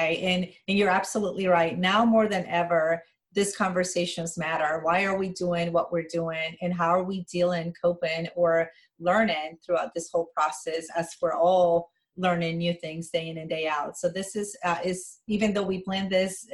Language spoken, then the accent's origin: English; Colombia; English is a second language; moved away as an adult; now in United States; I'm originally from Colombia, born and raised, moved to the United States when I was 19 years old